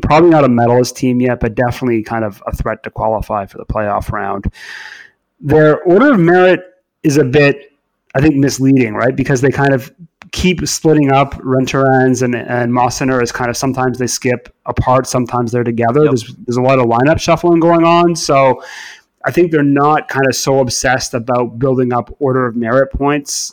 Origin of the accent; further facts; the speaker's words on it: Canada; moved away as an adult; now in England, United Kingdom; growing up in Canada